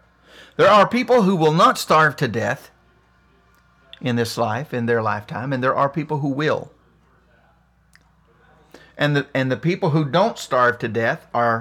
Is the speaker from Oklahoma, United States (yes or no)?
no; West Virginia, United States; See, I'm a white guy, but I grew up poor in West Virginia. I mean, I was in the fifth grade before I had running water. I lived in the hills of Appalachia.